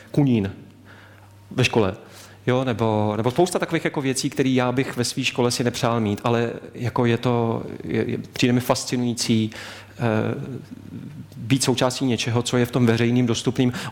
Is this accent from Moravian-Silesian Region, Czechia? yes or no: no; Lanškroun, Pardubice Region, Czechia; mý rodiny v Lančkrouně, já jsem z Lančkrouna, východní cít východních Čech